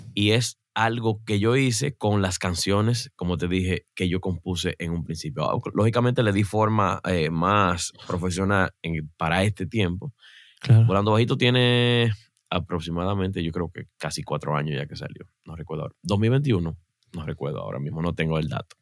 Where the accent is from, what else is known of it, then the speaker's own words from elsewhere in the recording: Mao, Valverde, Dominican Republic; acá en, Santo Domingo, en el pueblecito de Mao, de donde yo soy